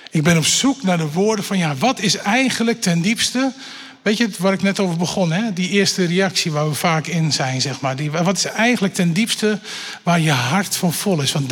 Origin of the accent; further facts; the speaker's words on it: Bible Belt, Netherlands; Want ook al ben ik opgegroeid in de Bijbelbelt en eh, heel lang twee keer in de, op een dag naar de kerk gegaan, zeg maar, dat had me nog niet gebracht bij Jezus.